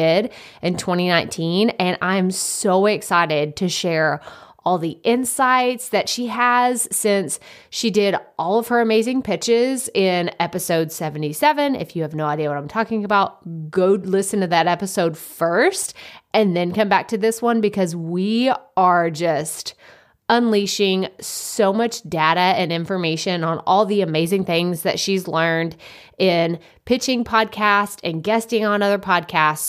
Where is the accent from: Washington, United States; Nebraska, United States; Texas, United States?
Texas, United States; I'm from Texas